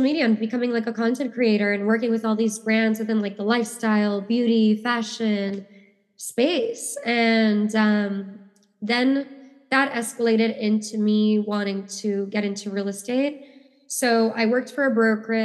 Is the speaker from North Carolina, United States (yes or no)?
no; New York City, New York, United States; I grew up in New York